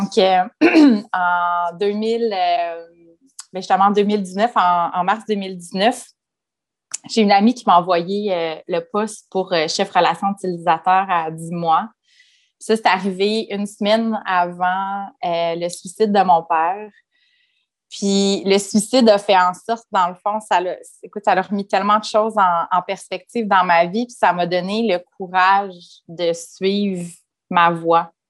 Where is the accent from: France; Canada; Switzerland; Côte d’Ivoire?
Canada; Quebec City, Quebec; also born or lived in Sherbrooke; Moi, je suis née à Sherbrooke, j'ai déménagé à Québec euh, quand j'avais 5-6 ans avec ma famille, bien entendu. Puis, on a déménagé vraiment beaucoup dans notre vie.